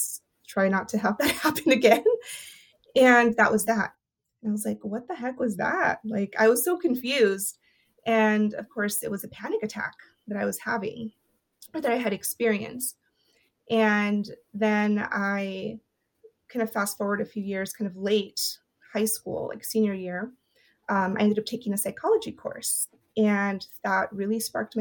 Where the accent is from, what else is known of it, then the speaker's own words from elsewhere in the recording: Porterville, California, United States; first language Spanish; English is a second language; was born and raised in Porterville, California.